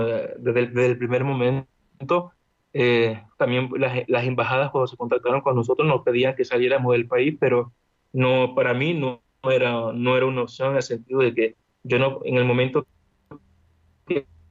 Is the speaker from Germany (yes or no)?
no; Venezuela; now in Lviv, Ukraine; Yo vengo de una, provengo de una zona de Venezuela muy peligrosa, crecí entre mafias, entre disparos